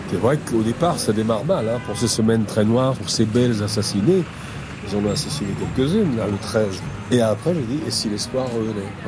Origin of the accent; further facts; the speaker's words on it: Toulouse, Occitania, France; je suis de Toulouse, et je sais que t'aimes bien Toulouse.